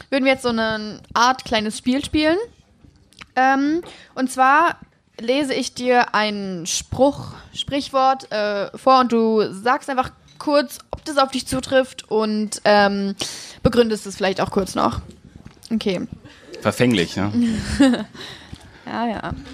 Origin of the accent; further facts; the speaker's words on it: Neukirchen, Germany; ja also ich komme ja. aus Neukirchen.